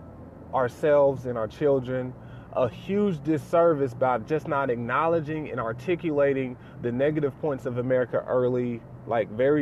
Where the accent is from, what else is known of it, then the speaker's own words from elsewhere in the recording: the South, United States; my dad is a pastor, and we're from the South